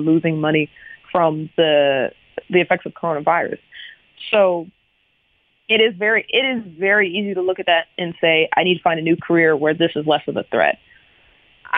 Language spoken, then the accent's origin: English; United States; I'm an American. I love the fact that I was born here.